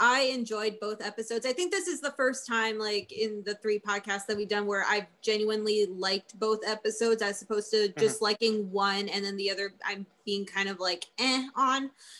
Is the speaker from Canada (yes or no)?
yes; Winnipeg, Manitoba, Canada; Well, I'm from Winnipeg, but I am currently working in a very small town up north in the middle of nowhere.